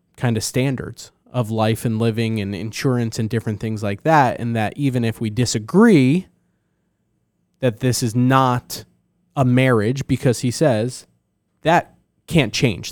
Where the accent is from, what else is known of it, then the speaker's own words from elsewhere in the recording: New Jersey, United States; I'm from New Jersey.